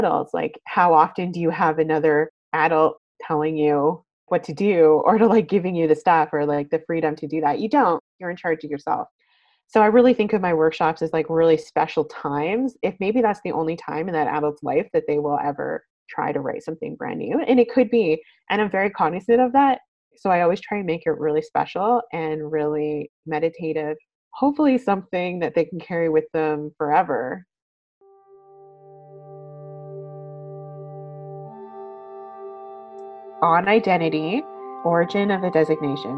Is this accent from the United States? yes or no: no; Calgary, Alberta, Canada; now in Vancouver, Canada; I am originally from Calgary, Alberta, but I've been living in Vancouver for many, many years